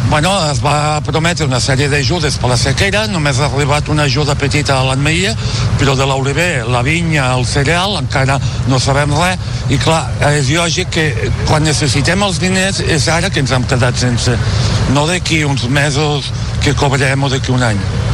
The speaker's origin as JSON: {"language": "Catalan", "town": "El Vilosell", "region": "Catalonia", "country": "Spain", "said": "jo vinc d'una zona també com molt més complicada, vinc de les Garrigues del Virosell"}